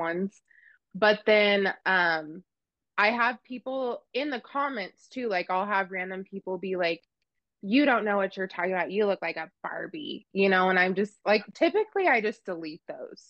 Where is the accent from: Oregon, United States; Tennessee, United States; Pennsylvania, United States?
Oregon, United States; central; now in Kansas, United States; I grew up in Oregon in this the central part of Oregon and like full on cowboy country out in the sagebrush